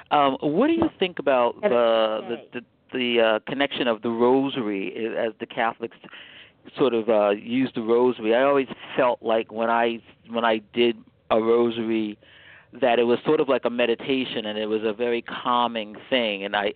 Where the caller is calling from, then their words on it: Bethesda, Maryland, United States; I'm calling from Bethesda, Maryland.